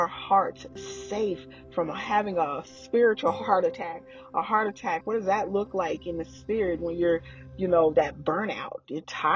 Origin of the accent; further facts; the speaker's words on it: Oklahoma, United States; now in Texas, United States; I'm from Oklahoma. I live in Texas now.